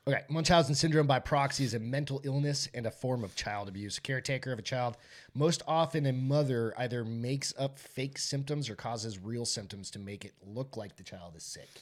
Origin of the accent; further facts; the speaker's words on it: New Hampshire, United States; now in San Antonio, United States; growing up in New Hampshire